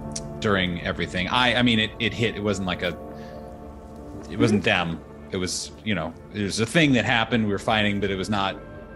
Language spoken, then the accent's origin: English; Indiana, United States; But you know, I'm from nearby. I'm from Indiana, originally, but moved here.